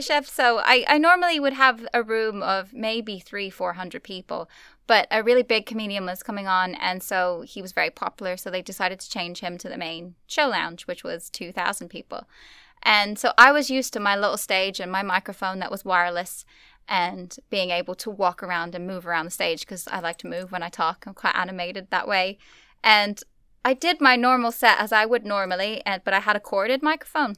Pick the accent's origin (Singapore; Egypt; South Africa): Singapore; also born or lived in Australia; now in Armagh, United Kingdom; growing up in Singapore